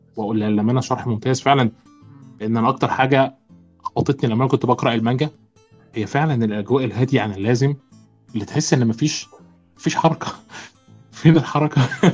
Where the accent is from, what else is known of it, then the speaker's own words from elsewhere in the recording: Egypt; عندنا في مصر